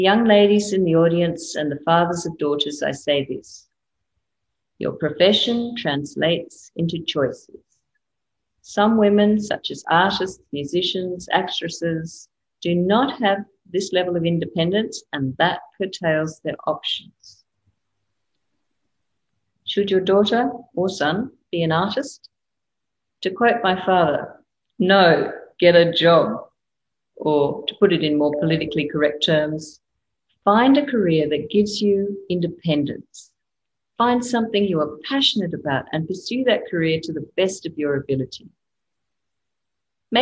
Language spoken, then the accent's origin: English; Australia; I'm Australian